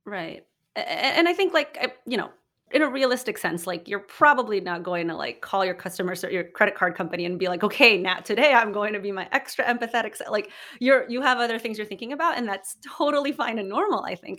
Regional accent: Philippines; moved away as an adult; now in United States; I grew up in the Philippines, have been speaking English basically my whole life.

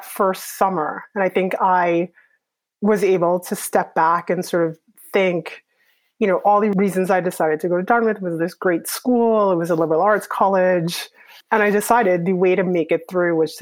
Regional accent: Trinidad & Tobago; moved away as an adult; also born or lived in Canada / Hanover, New Hampshire / New York; now in Toronto, Canada; even though I grew up in Trinidad, I was actually born in Canada

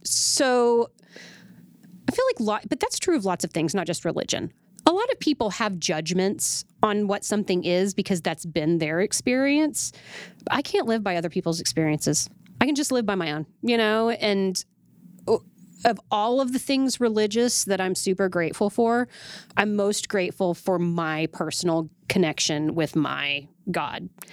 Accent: Oklahoma City, Oklahoma, United States; moved away; I was born and raised in Oklahoma City

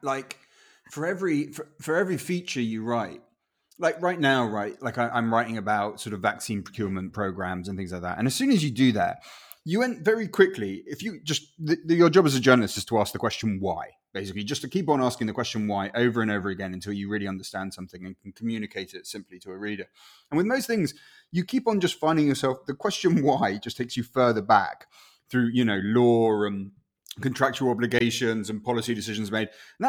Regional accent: Chile; first language Spanish; English is a second language; also born or lived in Guatemala; if I hadn't sort of had those early years growing up in Chile, I would weirdly feel less Guatemalan, because to me, the sound of Spanish was my first language, right?

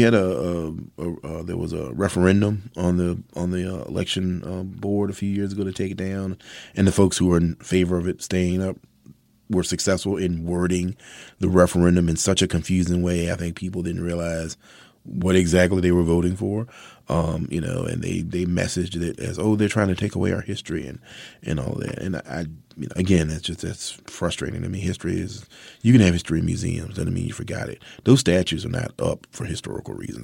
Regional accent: Mathews County, Virginia, United States; I'm a southerner, born and bred. I was raised in Virginia. I was born in Matthews County

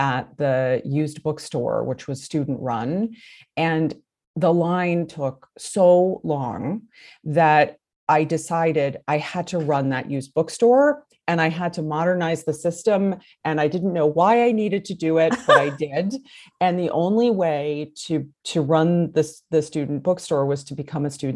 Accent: New Haven, Connecticut, United States; moved away; also born or lived in Los Angeles; I grew up actually in New Haven, Connecticut.

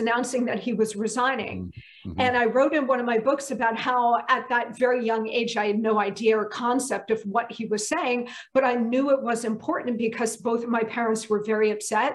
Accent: New Jersey, United States; also born or lived in army base (birthplace); I grew up in New Jersey, about an hour due west of New York City.

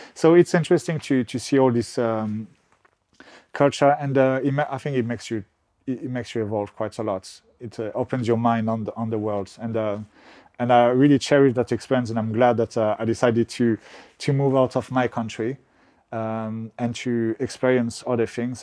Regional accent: Bordeaux, Nouvelle-Aquitaine, France; accent: French; English is a second language; moved away as an adult; also born or lived in United Kingdom; now in Portugal; when I grew up in Bordeaux, I was very much like a French guy. I still have my French accent

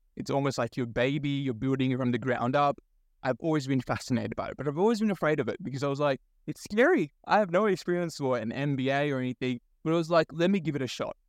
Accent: Sydney, New South Wales, Australia; also born or lived in Bangladesh; I was born in Bangladesh. So first gen migrant, moved to this country in 2003 with my immigrant parents. Um, and so a lot of my early childhood followed a very typical migrant story of, you know, growing up, trying to find a sense of belonging. I grew up in Western Sydney

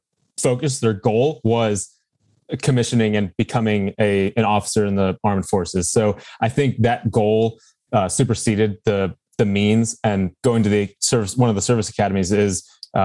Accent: Chicago, Illinois, United States; moved away as an adult; also born or lived in Michigan; now in Las Vegas, United States; Both my wife and I are from Chicago area. So the western suburbs of Chicago.

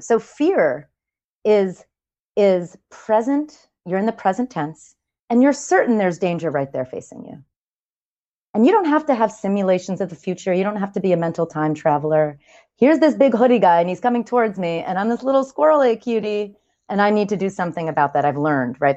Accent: New York, United States; I'm a New Yorker

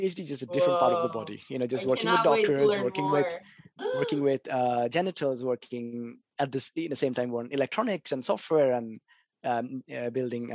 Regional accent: Kolkata, West Bengal, India; I grew up in Calcutta, which is a little city. Well, little, not really, a little city near the east of India

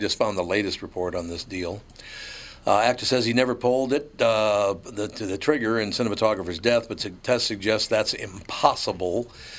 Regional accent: Minneapolis, Minnesota, United States; I grew up in North Minneapolis. There were urban accents in North Minneapolis. But I don't have an urban accent.

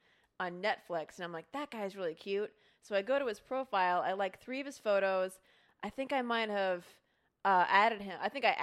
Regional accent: Midwest, United States; I am from the Midwest.

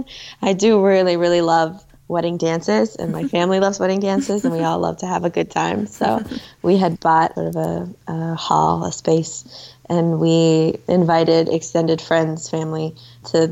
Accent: Minnesota, United States; we're from Minnesota.

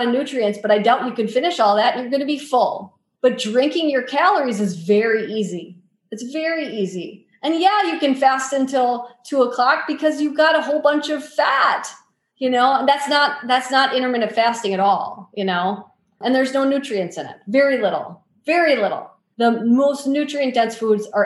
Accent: Wisconsin, United States; I grew up in Wisconsin. I live in Wisconsin

